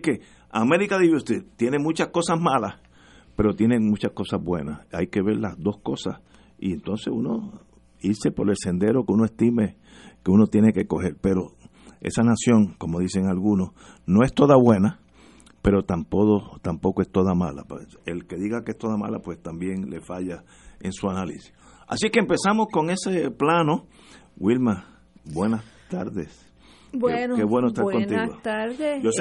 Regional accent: Venezuela; born there; Yo nací en la Ribera.

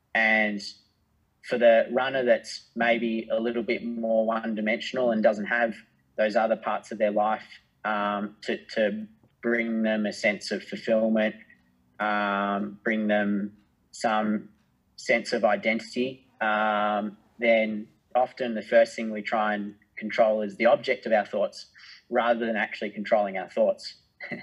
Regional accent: Australia; being an Australian

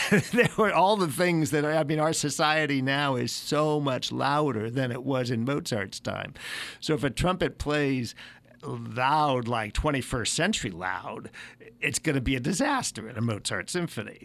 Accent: San Francisco Bay Area, California, United States; born or raised there; moved away as an adult; also born or lived in Pensacola

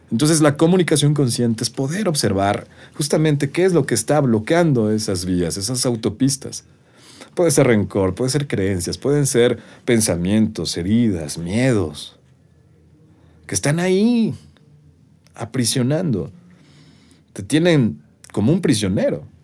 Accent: Mexico; somos los mexicanos

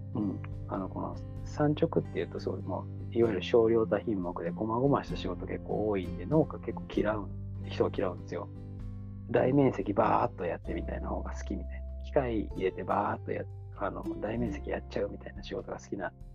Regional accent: Hamamatsu, Shizuoka, Japan; 自分はなんか西部、浜松市出身なので

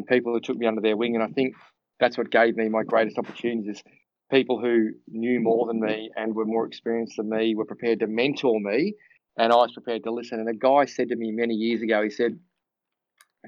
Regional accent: Cranbourne, Victoria, Australia; I grew up in a little town called Cranbourne

